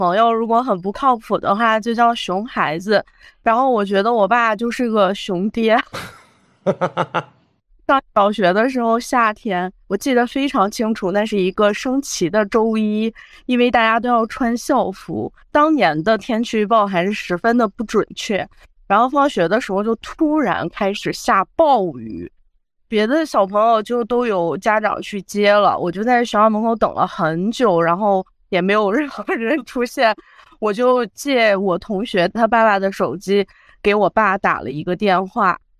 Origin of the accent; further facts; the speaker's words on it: Chongqing, China; 是重庆人。